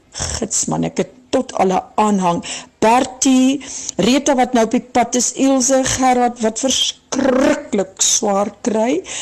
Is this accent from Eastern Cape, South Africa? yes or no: yes; Maclear, Eastern Cape, South Africa; Ek het in die Ooskaap in Macleer groot geword